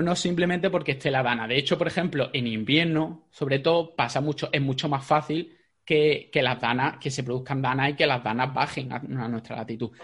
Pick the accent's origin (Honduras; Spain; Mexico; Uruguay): Spain; Jaén, Andalusia; yo soy de Jaén